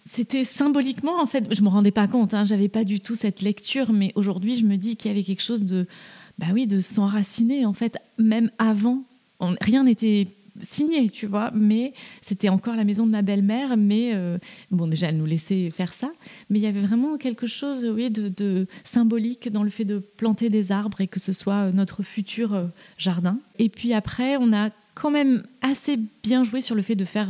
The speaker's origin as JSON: {"language": "French", "town": "Toulouse", "region": "Occitania", "country": "France", "tie": "born or raised there", "also_born_or_lived": "Paris", "moved": "as an adult", "lives_now": "Eure, France", "said": "j'ai grandi en ville, j'ai grandi à Toulouse, puis je suis venue faire mes études à Paris à 18 ans"}